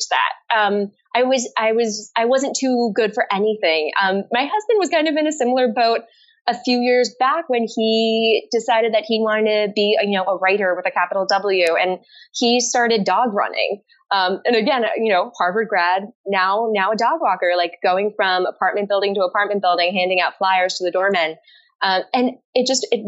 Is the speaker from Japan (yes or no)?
yes; Japan; also born or lived in Paris, France; I was born in Paris, but I was raised primarily in Japan